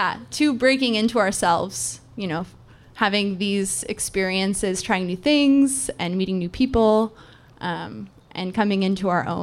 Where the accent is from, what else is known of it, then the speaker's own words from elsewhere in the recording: West Coast, United States; moved away; I grew up on the West Coast